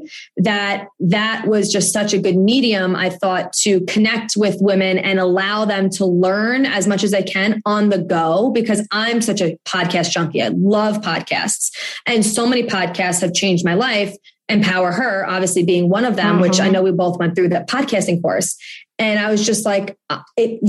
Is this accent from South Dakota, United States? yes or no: no; New York, United States; I'm from New York